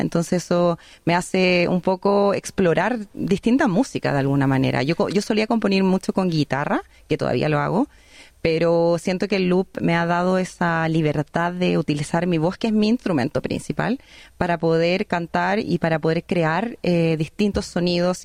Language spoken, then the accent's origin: Spanish; Chile; moved away as an adult; now in Australia; soy una artista chilena, pero que vive en, un país de habla inglesa